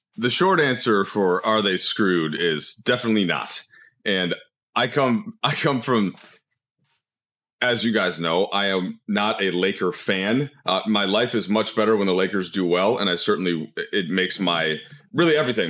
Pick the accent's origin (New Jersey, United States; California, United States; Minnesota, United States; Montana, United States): Minnesota, United States; moved away; as a Minnesotan